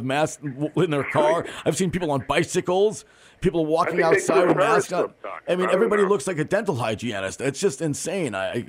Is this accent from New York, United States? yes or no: yes; Port Chester, New York, United States; my friend Jim, who I grew up with in Portchester, Rybrook